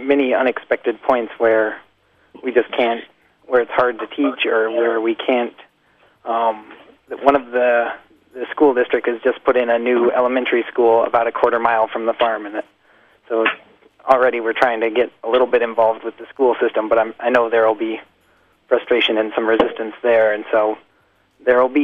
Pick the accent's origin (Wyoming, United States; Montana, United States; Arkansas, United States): Montana, United States; moved away; also born or lived in South Dakota / Santa Fe, New Mexico; I was born in Montana